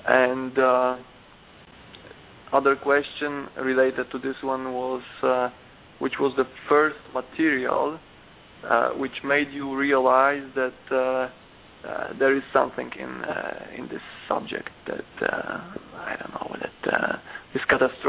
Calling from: Poland; English is a second language; From Poland.

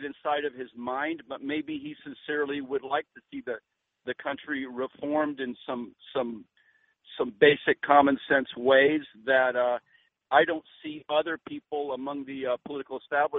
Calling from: Florida, United States; I am from Florida.

